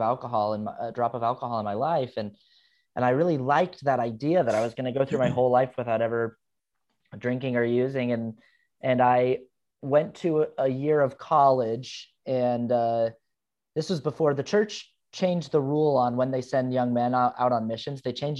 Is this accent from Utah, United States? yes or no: yes; Utah, United States; And I grew up Mormon in Utah, and nobody drank. Nobody in my neighborhood drank.